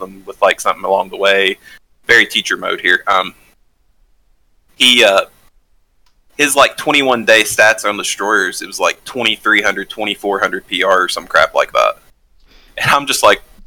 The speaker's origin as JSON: {"language": "English", "region": "the South", "country": "United States", "tie": "born or raised there", "said": "Growing up in the South, growing up somewhat economically disadvantaged as a kid"}